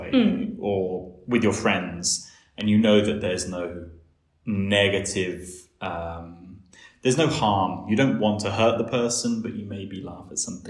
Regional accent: United Kingdom; now in Bulgaria; as someone from not even the outskirts, but like just outside of London, but sort of like connected, you know, we came into London sometimes.

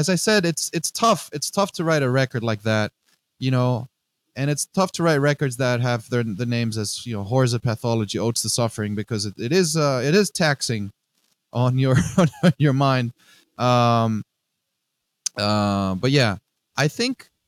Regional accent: Greece; English is a second language; moved away as an adult; also born or lived in Netherlands / Northeast United States; now in United States; growing up in Greece, I have a very special relationship with the sea, with the Aegean Sea.

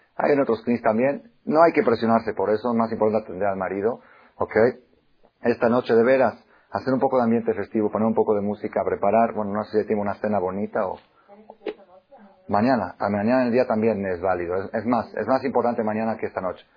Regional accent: Mexico; also born or lived in Argentina / Israel; yo nací en Argentina. Estudié me los 14 años a Israel, estudié 10 años en Israel, regresé a México

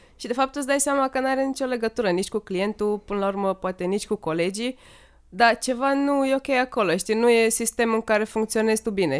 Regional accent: Sighetu Marmației, Maramureș County, Romania; am crescut în Sighetul Marmației

